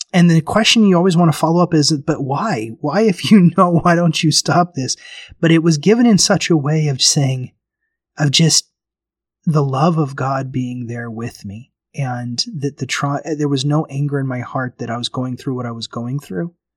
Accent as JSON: {"language": "English", "town": "Memphis", "region": "Tennessee", "country": "United States", "tie": "born or raised there", "moved": "yes", "lives_now": "Bakersfield, United States", "said": "I remember growing up in Tennessee, I grew up in Memphis"}